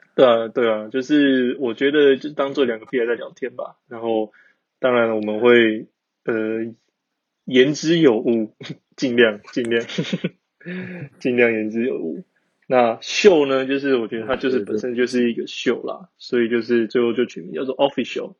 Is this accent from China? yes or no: no; Taiwan; moved away as an adult; now in Germany; 很常就是德国台湾两边跑，因为我就是会想家的人